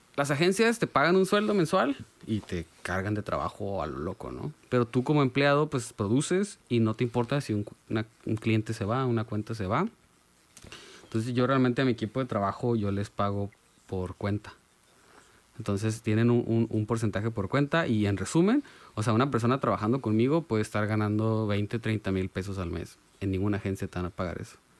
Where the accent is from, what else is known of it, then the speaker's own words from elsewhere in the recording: Mexico; como mexicanos tenemos el estigma de macho y macho